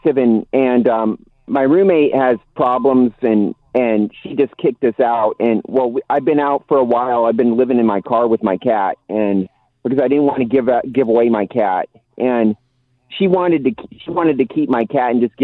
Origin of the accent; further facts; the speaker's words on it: Nebraska, United States; now in California, United States; I'm the guy from Nebraska